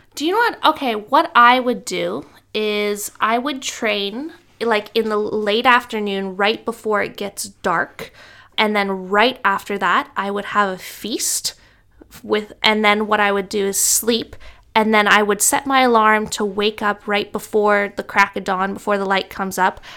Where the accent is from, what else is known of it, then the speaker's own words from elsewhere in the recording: Canada; now in Brisbane, Australia; I'm from Canada